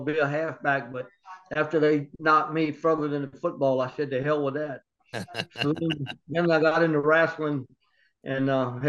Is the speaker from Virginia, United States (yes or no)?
yes; Richmond, Virginia, United States; I was born in Richmond, Virginia.